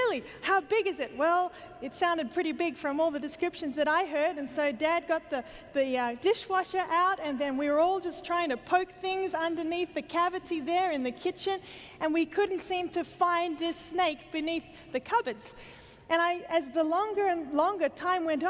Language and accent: English; Australia; I come from Australia